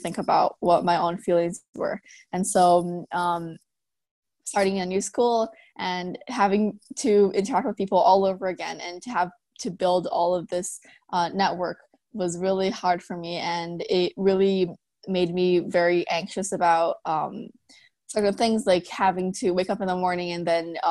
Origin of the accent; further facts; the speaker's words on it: Brazil; moved away as an adult; now in Vancouver, Canada; I moved here to Vancouver 2 years ago, and I was born in Brazil